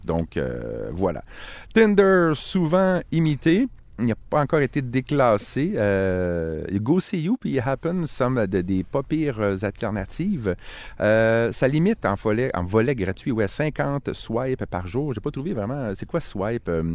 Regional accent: Quebec, Canada; Je suis québécois

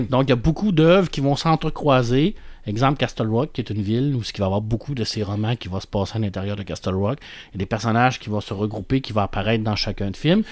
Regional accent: Quebec, Canada; on est québécois

